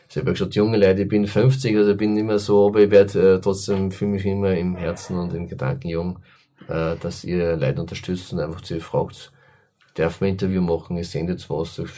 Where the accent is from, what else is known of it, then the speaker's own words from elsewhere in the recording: Enns, Upper Austria, Austria; das war mir ein ganz großes Anliegen für meine Heimatstadt Enns.